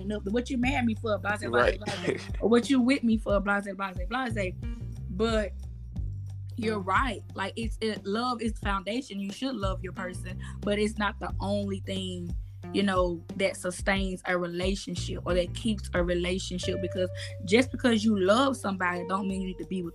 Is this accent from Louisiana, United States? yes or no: no; Mississippi, United States; my mom's side of the family is in Mississippi, and I grew up in Mississippi